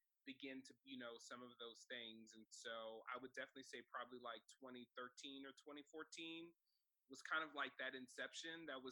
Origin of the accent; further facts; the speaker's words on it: Silver Spring, Maryland, United States; growing up in Silver Spring, Maryland, I went to Blake High School